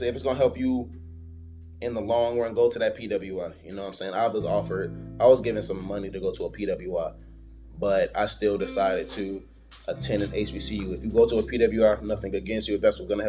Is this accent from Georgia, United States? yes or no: yes; Riverdale, Georgia, United States; I am from Riverdale, Georgia, Clay County